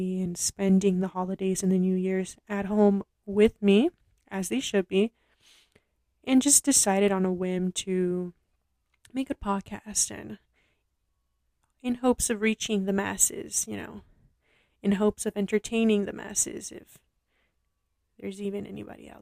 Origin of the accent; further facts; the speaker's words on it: Los Angeles, California, United States; I am from Los Angeles.